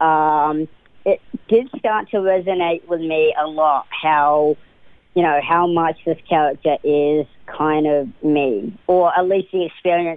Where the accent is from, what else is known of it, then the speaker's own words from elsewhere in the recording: New Zealand; also born or lived in Auckland, New Zealand; So I was born in Auckland, New Zealand, and I was raised in, I was raised all over New Zealand. I moved around quite a bit to about the age of 13.